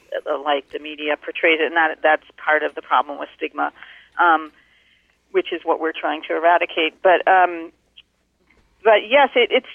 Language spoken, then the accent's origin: English; Connecticut, United States; now in Hopkinton, United States; I grew up in Connecticut